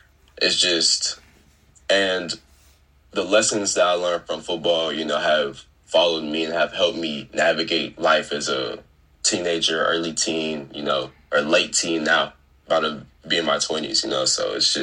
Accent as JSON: {"language": "English", "town": "Fort Worth", "region": "Texas", "country": "United States", "tie": "born or raised there", "said": "I'm from Fort Worth. I'm from Fort Worth. Grew up southeast Fort Worth"}